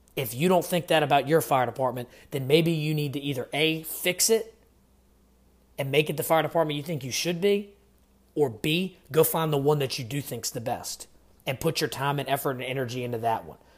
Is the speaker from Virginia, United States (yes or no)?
yes; Virginia, United States; I'm from Virginia